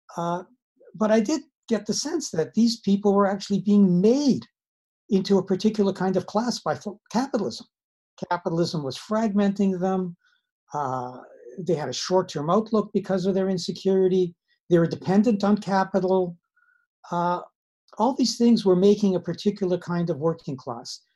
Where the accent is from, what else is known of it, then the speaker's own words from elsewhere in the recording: Winnipeg, Manitoba, Canada; also born or lived in Siberia / Madison, Wisconsin; I'm Canadian. I grew up uh, in Winnipeg. I was actually born in Siberia.